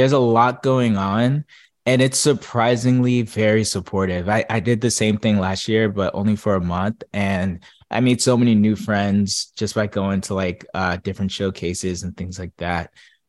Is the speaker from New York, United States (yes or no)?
no; New Jersey, United States; I'm from Jersey